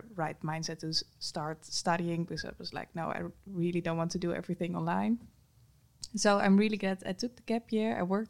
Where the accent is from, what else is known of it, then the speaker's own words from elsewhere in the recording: Friesland, Netherlands; moved away as an adult; now in Groningen, Netherlands; I live here 30 minutes away from, I'm from Friesland. So yeah, within like 1 hour with the bus, I'm back at my parents' home. So it wasn't that big of a change, but still, I come from a town / city. It's a town.